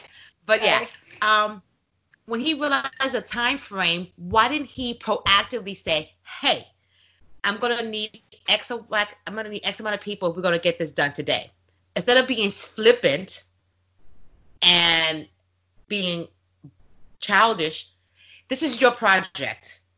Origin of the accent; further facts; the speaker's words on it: New York, United States; I'm a New Yorker